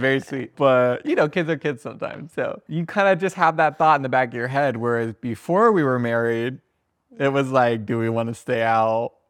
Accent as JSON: {"language": "English", "town": "Sarasota", "region": "Florida", "country": "United States", "tie": "born or raised there", "also_born_or_lived": "Fort Lauderdale", "moved": "yes", "said": "I was born in Sarasota"}